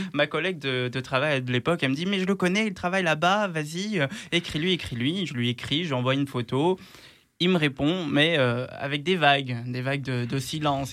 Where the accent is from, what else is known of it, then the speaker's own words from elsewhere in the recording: Luxembourg; moved away as an adult; now in Lyon, France; je suis né au Luxembourg et grandi là-bas